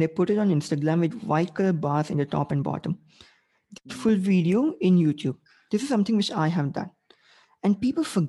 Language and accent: English; India; I'm Asian. I'm Indian.